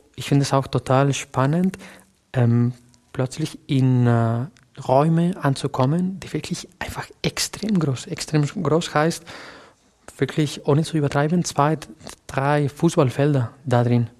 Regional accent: a small town south of Valencia, Valencian Community, Spain; German is a second language; moved away as an adult; also born or lived in Barcelona; now in Germany; ich bin in Barcelona geboren, aber eigentlich bin ich in, einem, in einer kleinen Stadt südlich von Valencia äh, groß geworden.

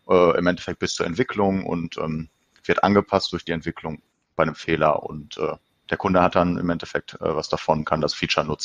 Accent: Bochum, North Rhine-Westphalia, Germany; ähm, ich komme aus Bochum, bin hier geboren, also im Ruhrgebiet, äh, bin hier geboren, bin hier aufgewachsen und wohne hier.

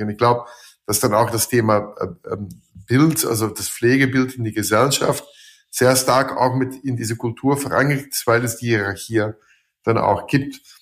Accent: Belgium; German is a second language; also born or lived in Switzerland / Austria / Slovakia; now in Germany

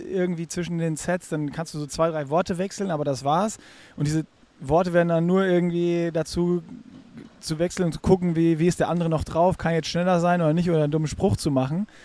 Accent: Darmstadt, Hesse, Germany; Ähm, ich komme ja aus Darmstadt

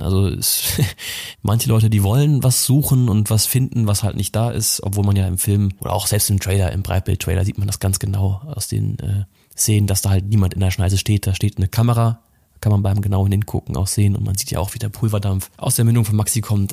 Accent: Rhineland, Germany; Ich bin ja gebürtiger Rheinländer, an Weiber fast noch geboren

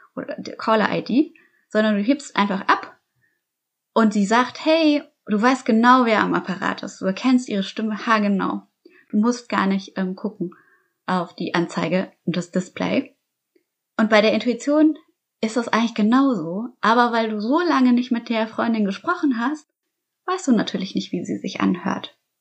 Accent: Munich, Bavaria, Germany; ich bin in München aufgewachsen

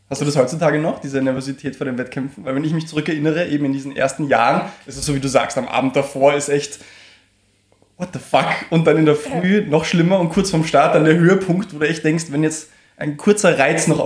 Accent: Carinthia, Austria; also born or lived in Vienna; Also, ich meine, in Wien aufgewachsen, aber ansonsten born and raised, mehr oder weniger, in Kärnten.

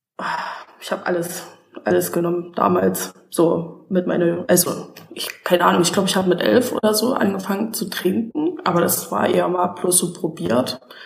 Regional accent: Saxony, Germany; ich komme aus Sachsen

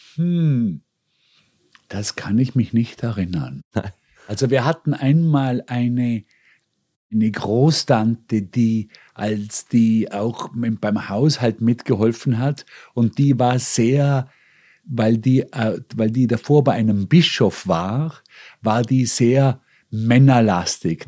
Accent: Bregenz, Vorarlberg, Austria; moved away as an adult; also born or lived in Hong Kong / Munich; now in New York, United States; mir als Österreicher oder sage ich mal vor allem als Vorarlberger mitgegeben worden sind kulturell

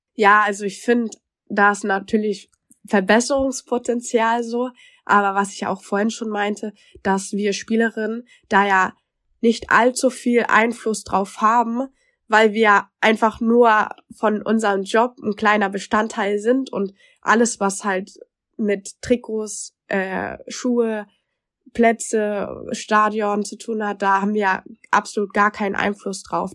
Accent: Germany; ich als Deutsche

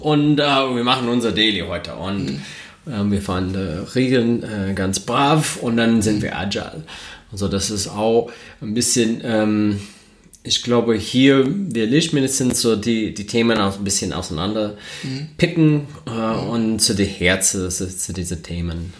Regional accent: United States; German is a second language; moved away as an adult; now in Germany; ich komme aus den Staaten. Ähm, vielleicht, wenn der Akzent ein bisschen stark ist, äh, deswegen. Ähm, ich, ich, wohne jetzt in Deutschland seit acht Jahren

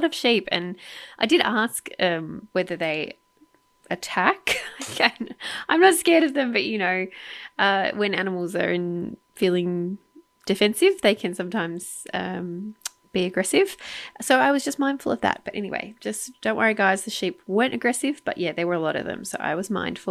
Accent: Australia; I'm an Australian

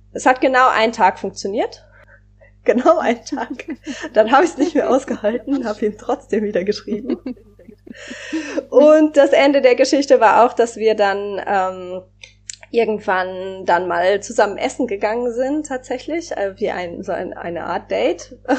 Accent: Germany; Also ich bin in Deutschland aufgewachsen, in Deutschland sozialisiert

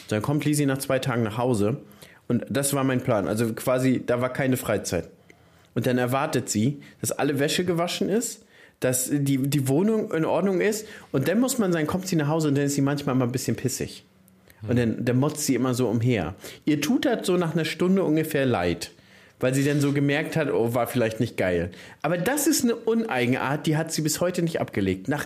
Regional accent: Brandenburg, Germany; bei uns in Brandenburg sagt Was hast du denn anzubieten, ja, Digga?

